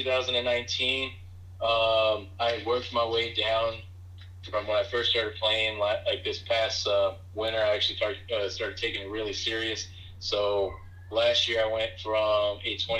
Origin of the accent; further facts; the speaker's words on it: Texas, United States; moved away; also born or lived in Fort Bragg, North Carolina; I grew up in Texas.